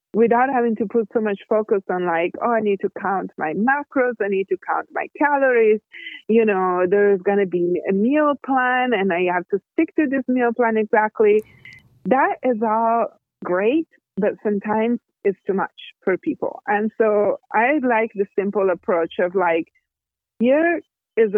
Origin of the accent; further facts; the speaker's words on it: Italy; I'm Italian. I was born and raised in Italy.